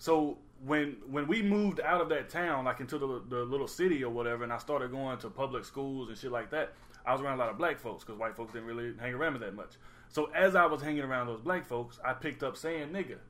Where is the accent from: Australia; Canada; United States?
United States; Alabama; moved away; I'm from Alabama